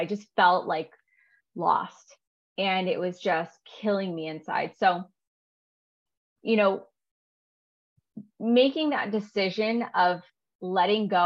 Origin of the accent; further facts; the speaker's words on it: California, United States; I grew up in California